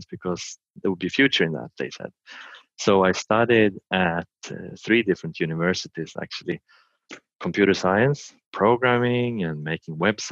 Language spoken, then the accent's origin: English; Sweden; I'm from Sweden and I live in Sweden on the countryside.